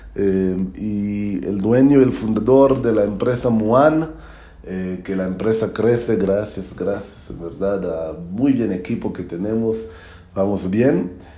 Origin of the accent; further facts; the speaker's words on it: Israel; Spanish is a second language; now in Mexico; soy de Israel, estoy viviendo ahora en México